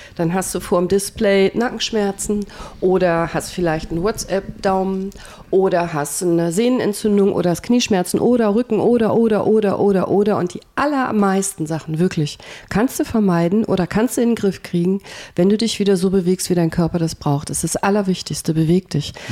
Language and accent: German; Remscheid, North Rhine-Westphalia, Germany; ich komme aus Remscheid